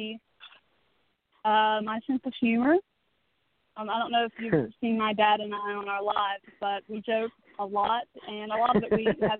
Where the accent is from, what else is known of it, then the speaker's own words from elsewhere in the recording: Charleston, West Virginia, United States; I'm from Charleston, West Virginia